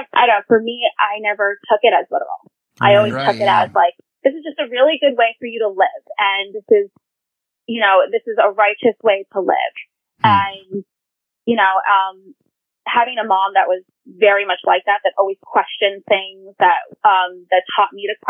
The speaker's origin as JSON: {"language": "English", "town": "New York City", "region": "New York", "country": "United States", "tie": "born or raised there", "said": "growing up in Queens, you know, I went to school with a different, like people of different faiths"}